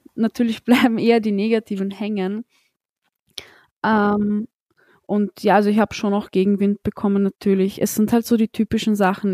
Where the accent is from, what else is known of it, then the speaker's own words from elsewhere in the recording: Austria; ich bin in Österreich geboren